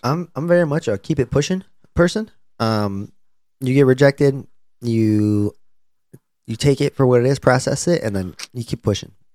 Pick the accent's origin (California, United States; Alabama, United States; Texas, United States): Texas, United States; Plano; not my hometown, the school I went to, the place I went to high school